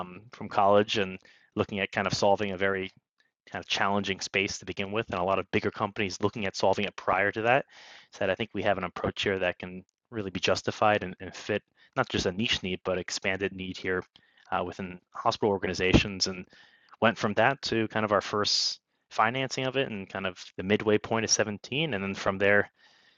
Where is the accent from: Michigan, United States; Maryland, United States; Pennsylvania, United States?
Pennsylvania, United States; Bethlehem; now in New York City, United States; I grew up in, anyone knows Bethlehem, Pennsylvania, I'll shout out there for it, but not too far away from where I am here in the New York City, in kind of Lehigh Valley area of Pennsylvania